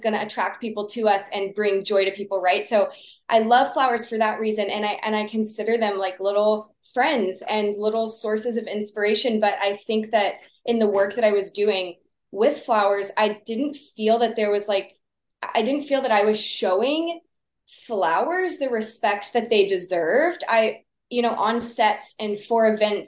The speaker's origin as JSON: {"language": "English", "region": "Texas", "country": "United States", "tie": "born or raised there", "said": "I grew up in Texas"}